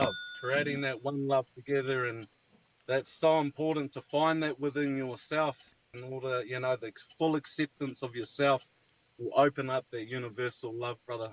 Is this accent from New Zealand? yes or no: yes; New Zealand; now in Gold Coast, Australia; I'm in the Gold Coast, Australia, but I'm from New Zealand